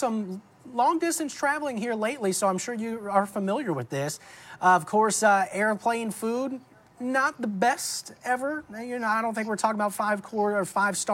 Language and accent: English; New Orleans, Louisiana, United States; I'm from New Orleans, born and raised there